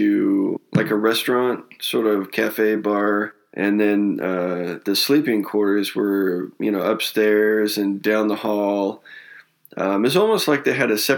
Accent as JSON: {"language": "English", "region": "Northern California", "country": "United States", "tie": "born or raised there", "said": "I grew up in Northern California"}